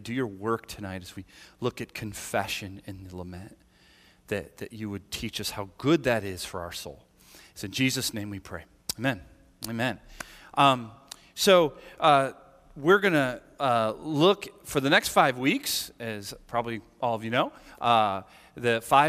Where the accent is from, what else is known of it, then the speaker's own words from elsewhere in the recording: United States; And I acknowledge that I grew up in America and in the West, just like most are all here